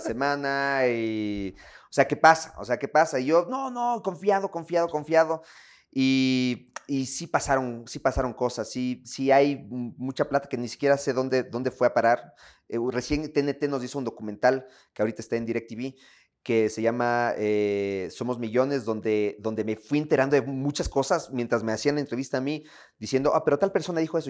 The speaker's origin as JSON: {"language": "Spanish", "country": "Ecuador", "said": "me siento bien en mi país, me siento bien escuchando mi música, me siento bien comiendo mi comida, me siento bien no siendo de afuera, estando aquí"}